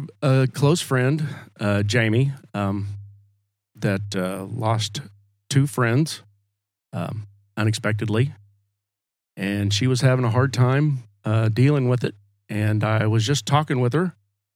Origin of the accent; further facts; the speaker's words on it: Oklahoma, United States; also born or lived in Stillwater, Oklahoma / Alva, Oklahoma / Waukomis, Oklahoma; I was born in Stillwater. My folks, my dad worked for the USDA, so we moved around Oklahoma